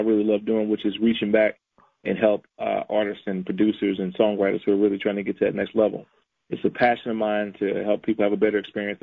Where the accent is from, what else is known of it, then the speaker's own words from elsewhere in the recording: St. Louis, Missouri, United States; I grew up in St. Louis